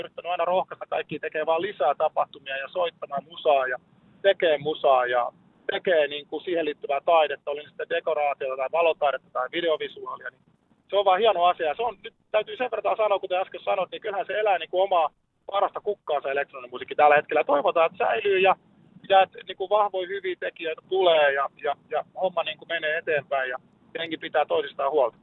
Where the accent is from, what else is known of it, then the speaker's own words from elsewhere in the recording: Lahti, Päijät-Häme, Finland; meillä Lahdessa